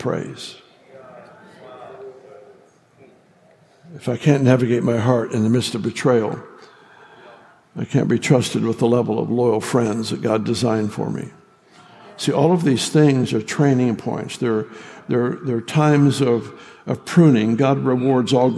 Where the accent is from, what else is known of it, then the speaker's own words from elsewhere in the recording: California, United States; I grew up in California